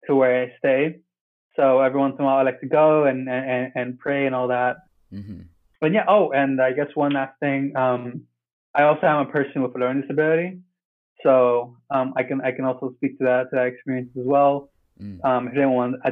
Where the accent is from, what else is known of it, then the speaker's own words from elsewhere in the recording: United States; also born or lived in Peru; I grew up here in America